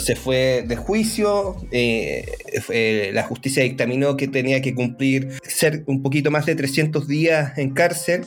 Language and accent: Spanish; Chile; los chilenos, así como que en general bailamos como el pico